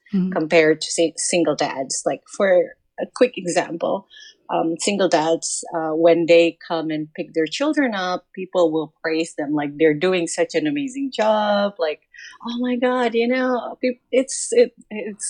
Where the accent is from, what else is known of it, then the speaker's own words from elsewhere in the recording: Jakarta, Indonesia; I'm from Jakarta, Indonesia